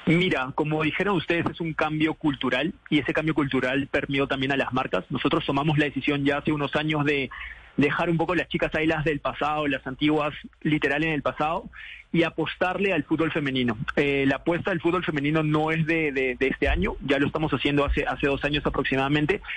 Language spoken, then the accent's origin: Spanish; Peru; now in Colombia; siendo peruano